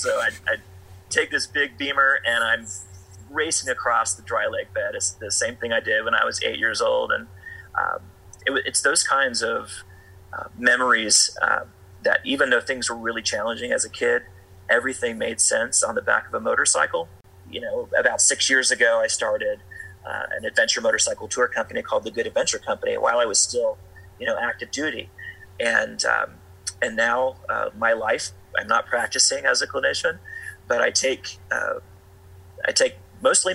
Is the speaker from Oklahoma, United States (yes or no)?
yes; Tulsa, Oklahoma, United States; also born or lived in Southern California; now in Cortez, United States; I grew up in Tulsa, Oklahoma